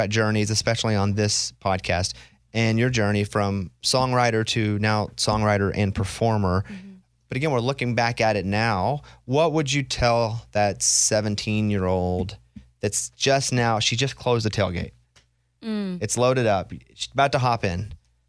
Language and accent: English; Arkansas, United States; I'm from Arkansas.